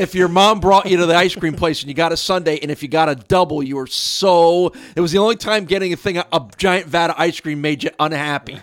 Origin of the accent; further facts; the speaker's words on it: New York area, United States; when you grow up in the New York area, you sort of inherit